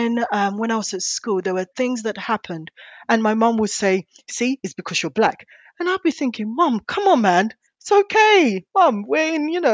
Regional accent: London, United Kingdom; I grew up in East London

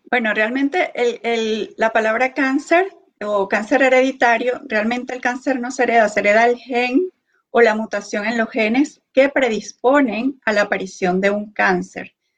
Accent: Venezuela; moved away as an adult; now in Kansas, United States; soy venezolana, estudié medicina en Venezuela. tengo pocos años acá en Estados Unidos

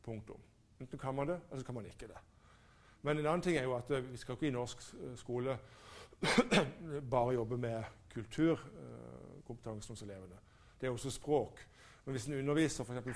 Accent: Norway; jeg som nordmann

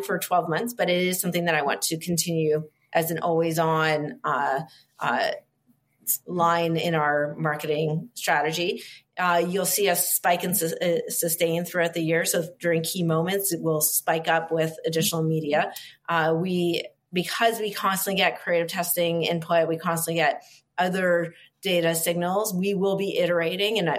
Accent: Canada; I'm Canadian, so it feels just like home

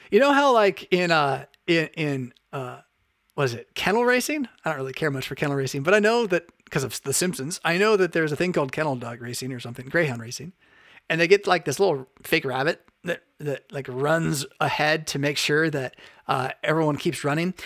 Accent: United States; as an American

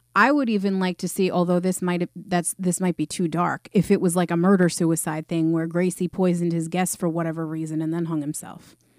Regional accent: New York, United States; I'm from New York

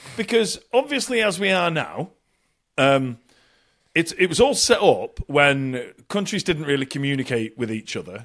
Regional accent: Bury, North West England, United Kingdom; moved away; I've been back in Bury, uh, a town just north of Manchester. Uh, my hometown

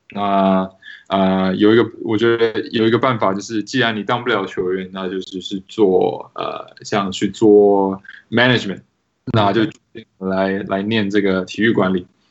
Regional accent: Taiwan; moved away as an adult; also born or lived in Poland / Seattle; now in Washington, D.C., United States; 我其实是在台湾长大

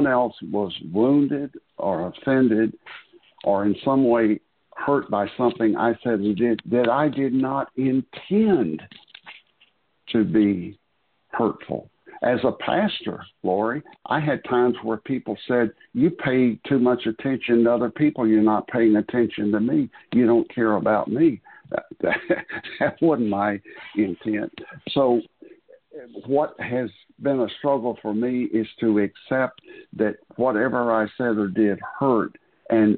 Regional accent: the South, United States; I was born and raised in the South

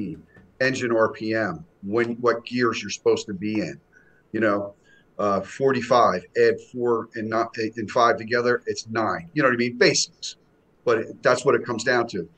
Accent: Essex County, New Jersey, United States; now in South Jersey, United States; I grew up in Essex County up in North Jersey. So I'm down South Jersey now, but that's where I come from

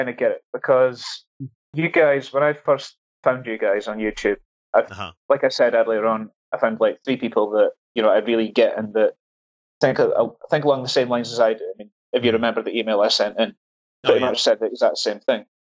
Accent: Scotland, United Kingdom; since I'm Scottish?

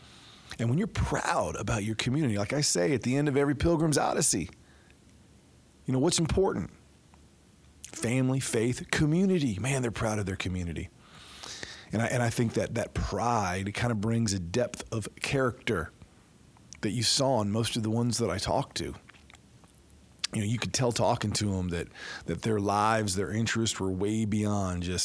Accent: Midwest, United States; being a Midwesterner

